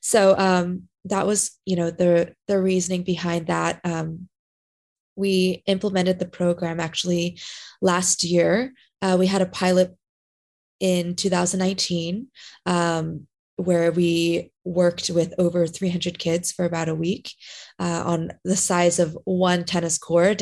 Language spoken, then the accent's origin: English; Southern California, United States; moved away as an adult; now in Florida, United States; I grew up in SoCal